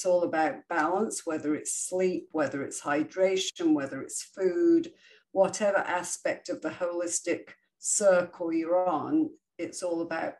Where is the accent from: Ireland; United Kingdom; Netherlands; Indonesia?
United Kingdom; England; now in United States; I came obviously from England, where we would go to the bakery every other day and buy fresh made bread. When I came to the States and I went to the grocery store